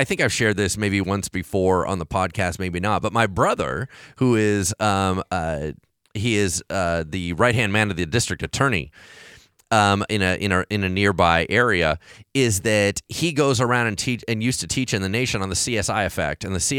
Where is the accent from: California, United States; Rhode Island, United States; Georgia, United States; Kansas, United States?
California, United States; Hollywood; So because I grew up in Hollywood with this idea that you're always being tracked